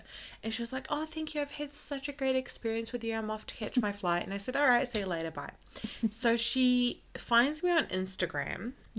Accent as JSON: {"language": "English", "country": "New Zealand", "tie": "born or raised there", "also_born_or_lived": "Iraq / Canada / America / Sydney", "said": "I was born in Iraq, bred in New Zealand."}